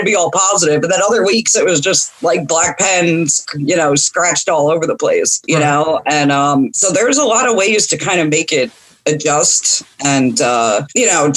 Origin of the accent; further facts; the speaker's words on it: New Jersey, United States; moved away as an adult; now in Arkansas, United States; I grew up in New Jersey